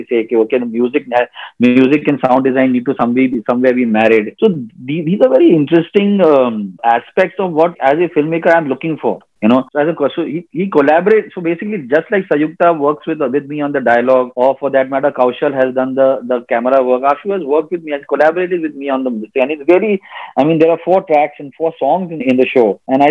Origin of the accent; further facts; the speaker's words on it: Mumbai, Maharashtra, India; we have actually grown up in South Bombay together